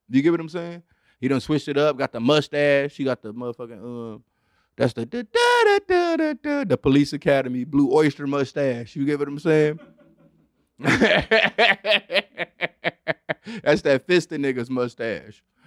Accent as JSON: {"language": "English", "town": "Detroit", "region": "Michigan", "country": "United States", "tie": "born or raised there", "said": "growing up in Detroit, Michigan"}